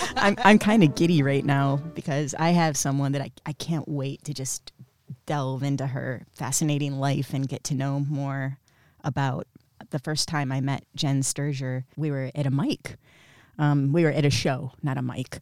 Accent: Flint, Michigan, United States; also born or lived in Miami / New York City; now in Los Angeles, United States; I'm not from Florida. I'm from Flint, Michigan

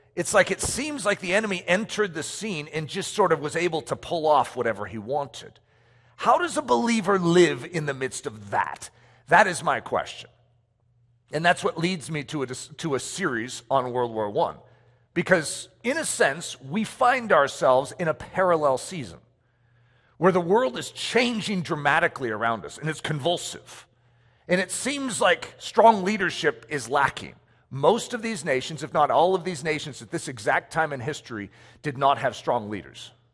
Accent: United States; I'm American

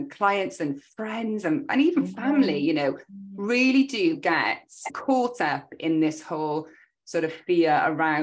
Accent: Cardiff, Wales, United Kingdom; also born or lived in Australia; I'm a Welsh woman from Cardiff.

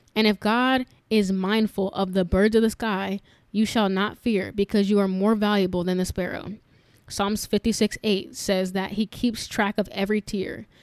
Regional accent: New York, United States; moved away; growing up in New York, a very diverse area

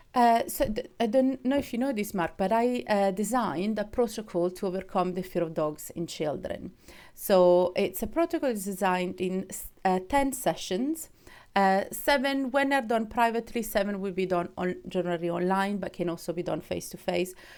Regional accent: Switzerland; moved away; I'm, I'm from Switzerland

